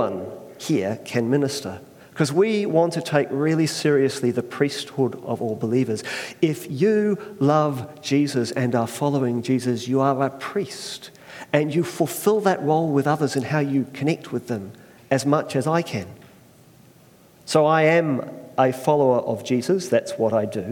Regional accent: Christchurch, Canterbury, New Zealand; also born or lived in Australia; we moved to Christchurch about the age 7.

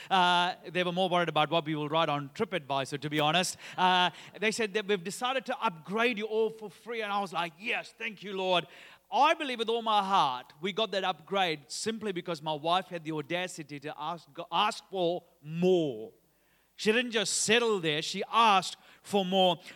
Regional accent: Sri Lanka; now in Australia; I'm originally from Sri Lanka. Uh, in June two thousand and seventeen, I took my wife Sharon and J-, Josh, uh, who was only about three years old at that time to my home country, and, and we were excited to be there because it was the first time Chase and Josh got to come and see, uh, where I grew up

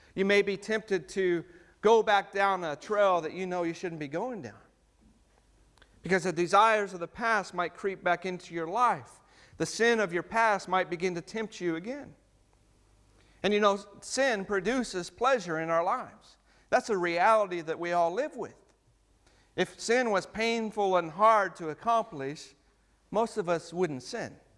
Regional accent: United States; now in New Zealand; as an American

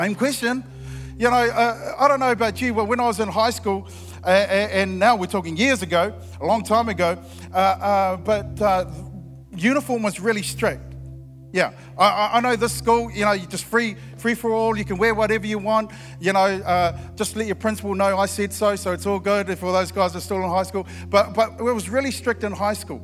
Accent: Christchurch, Canterbury, New Zealand; I'm from Christchurch

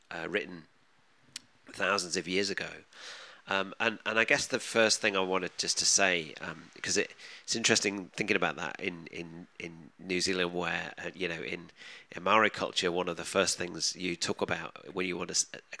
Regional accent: England, United Kingdom; our identity as English people

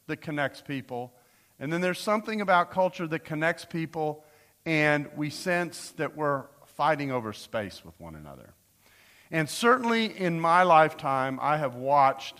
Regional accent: United States; as an American

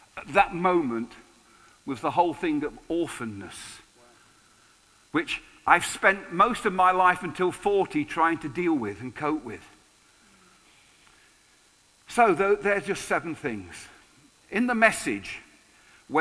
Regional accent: England, United Kingdom; being English

